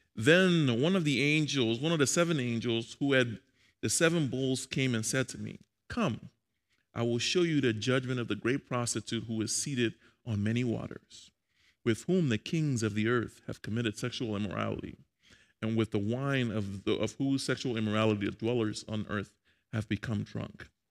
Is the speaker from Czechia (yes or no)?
no; Liberia; I'm Liberian, by the way. I'm from Liberia, West Africa.